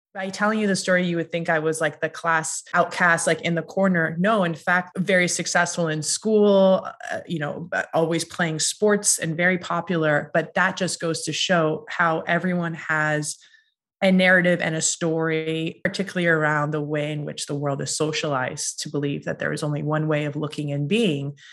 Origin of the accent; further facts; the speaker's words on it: Massachusetts, United States; I am Iranian American and I grew up in a very small town in Massachusetts